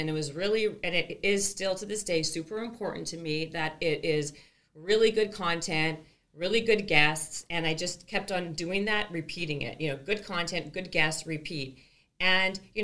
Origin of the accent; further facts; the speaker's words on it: Canada; I'm from Canada